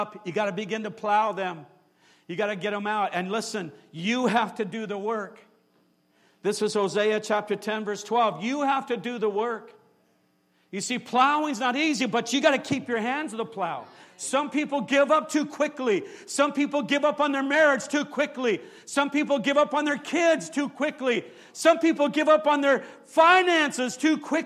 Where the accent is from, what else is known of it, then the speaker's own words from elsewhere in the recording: San Jose, California, United States; I grew up here in San Jose. I grew up right off of Julian Street, went to San Jose High School.